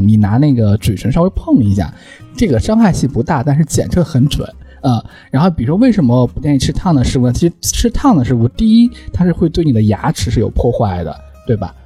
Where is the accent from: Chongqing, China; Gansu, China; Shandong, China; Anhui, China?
Chongqing, China; 像我们作为一个南方人，比如我是重庆